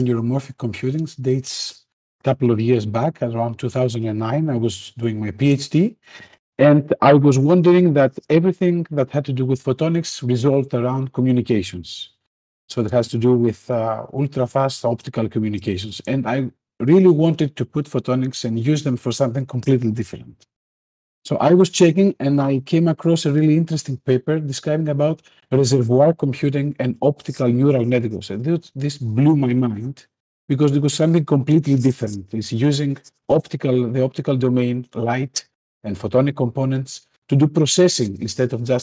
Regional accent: Greece; I am from Greece

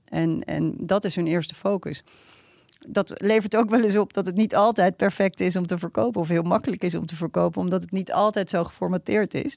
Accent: Netherlands; als Nederlanders

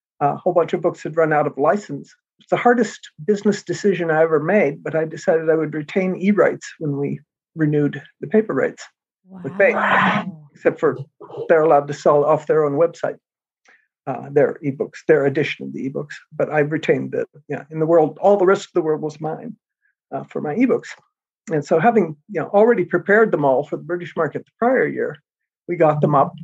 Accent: United States; I'm American

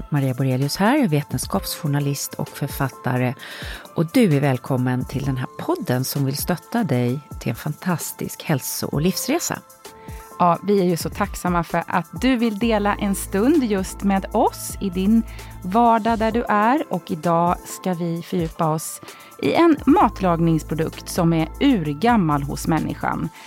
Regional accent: Kronoberg County, Sweden; nej, alltså jag växte upp på landet utanför Växjö.

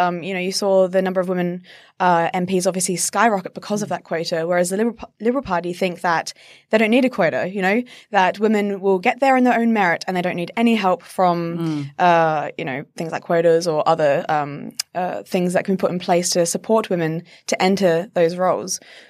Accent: South Australia, Australia; I'm from South Australia and we've never had a woman premier.

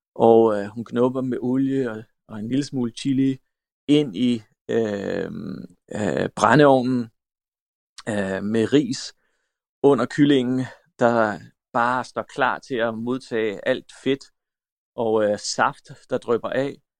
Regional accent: Denmark; also born or lived in North Macedonia / France; kan jeg huske, at jeg sagde, nu skal vi hjem. Altså, at Danmark, det var ligesom et sted, vi var, øh, og jeg havde venner og sådan noget

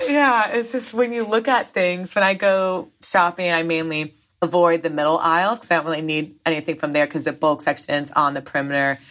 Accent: Southern Vermont, United States; down in Southern Vermont near my hometown.

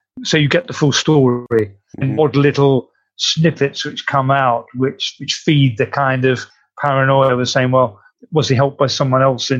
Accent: England, United Kingdom; If you're asking me as a British citizen

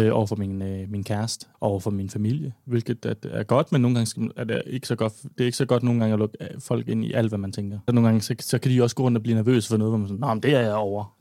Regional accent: Odder, Central Denmark Region, Denmark; moved away as an adult; also born or lived in Copenhagen; flyttede hjem og boede i Odder, hvor jeg kommer fra, hjemme med min far

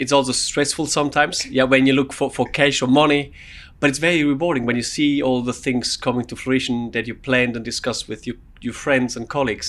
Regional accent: Switzerland; now in United Kingdom; So I grew up in Switzerland.

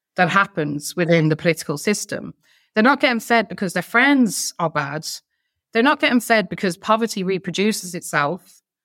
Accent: Ireland; we're Irish

